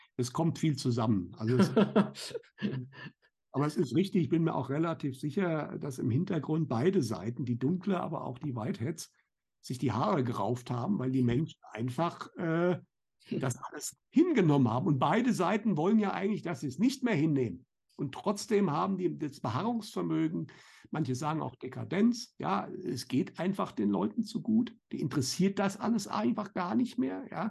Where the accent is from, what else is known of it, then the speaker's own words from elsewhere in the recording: Germany; bei uns in Deutschland